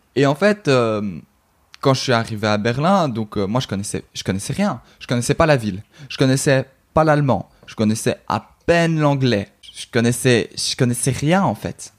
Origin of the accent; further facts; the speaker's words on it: Brussels, Belgium; je suis belge, donc euh, en Belgique